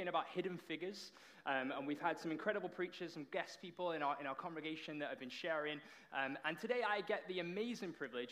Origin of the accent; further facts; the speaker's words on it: Runcorn, North West England, United Kingdom; moved away as an adult; now in Toronto, Canada; I am from the Promised Land, which is Runcorn.